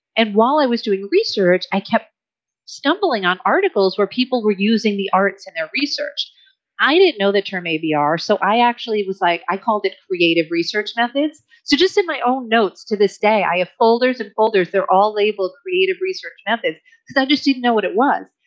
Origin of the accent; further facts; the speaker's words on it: United States; I'm American too